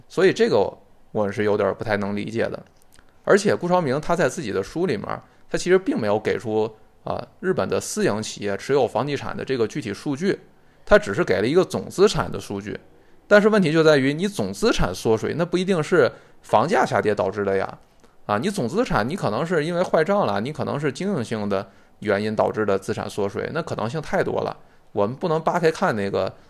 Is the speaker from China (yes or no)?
yes; China; 我觉得跟大部分我们中国人的直觉也不太相符